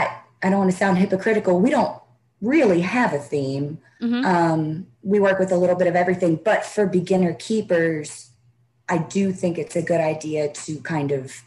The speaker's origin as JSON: {"language": "English", "region": "the South", "country": "United States", "tie": "born or raised there", "said": "And growing up in the Bible Belt, like I did, reptiles, especially snakes, are just demonized, basically."}